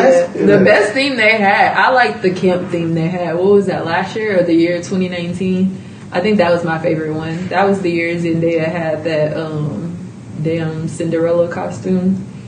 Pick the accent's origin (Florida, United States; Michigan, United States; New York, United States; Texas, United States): Texas, United States; Houston; moved away; When I came back to Houston and I was like, yes, I'm from Sharpstown.